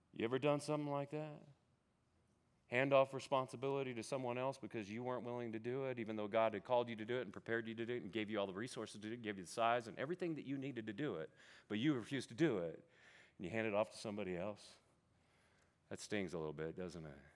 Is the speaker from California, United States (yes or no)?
yes; California, United States; moved away as an adult; also born or lived in Oklahoma; I grew up in California, like you guys